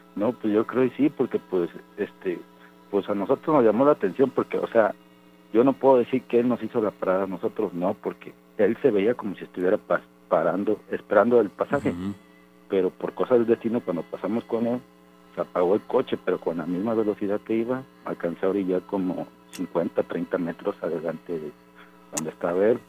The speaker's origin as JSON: {"language": "Spanish", "town": "Córdoba", "region": "Veracruz", "country": "Mexico", "said": "yo soy de Córdoba."}